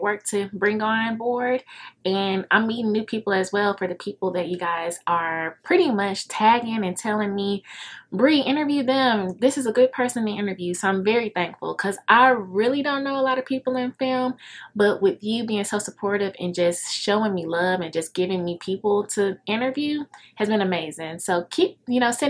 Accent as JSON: {"language": "English", "town": "Dallas", "region": "Texas", "country": "United States", "said": "I'm from Dallas"}